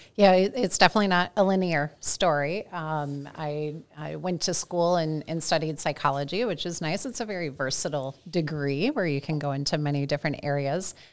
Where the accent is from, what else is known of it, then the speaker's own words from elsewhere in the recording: St. Louis, Missouri, United States; moved away as an adult; also born or lived in Indiana / Ohio; now in Minneapolis, United States; I am a Midwesterner. I grew up in Saint Louis